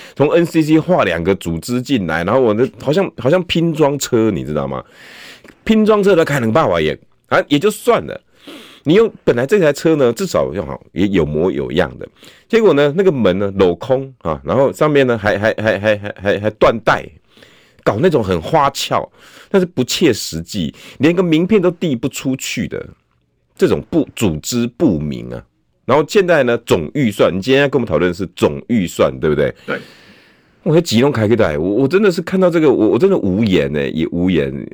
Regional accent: Tucheng, New Taipei, Taiwan; 我只不过把土城顾好而已， 把我的家乡顾好

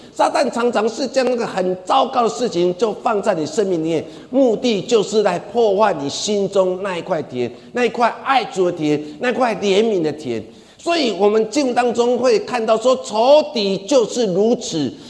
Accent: Taiwan; 我们台湾人很喜欢讲一句话

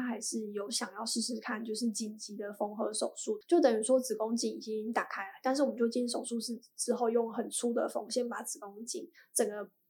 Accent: Taiwan; 我也是在长庚出生的

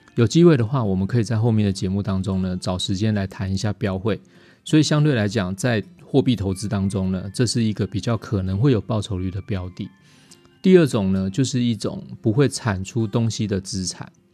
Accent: Taiwan; 我们台湾话

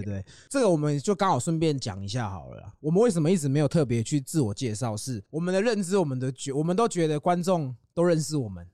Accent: Yonghe, New Taipei, Taiwan; 我是永和人，嗯。我是土生土长的永和

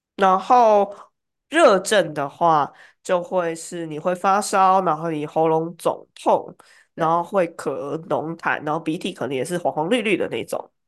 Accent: Taiwan; 中医药会是我们台湾人从小相当的熟悉的一环

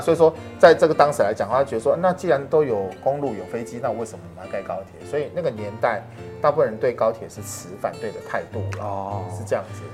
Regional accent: Taichung, Taiwan; 因为刚好我们都是台中的朋友嘛

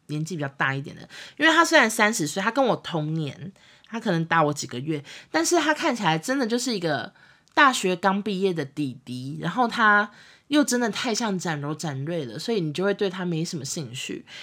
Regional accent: Taiwan; 我们台湾这边

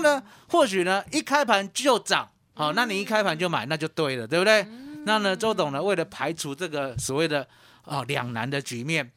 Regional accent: Yonghe, New Taipei, Taiwan; moved away; also born or lived in Kaohsiung; 我是台北来的，对。哦，新北永和

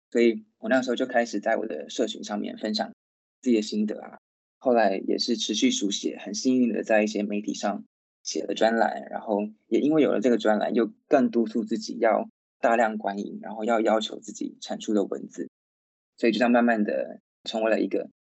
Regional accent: Taichung, Taiwan; moved away as an adult; also born or lived in Taipei; now in London, United Kingdom; 我是在台中出生长大的一个台中人，然后我是一直到念大学的时候才来到台北念书

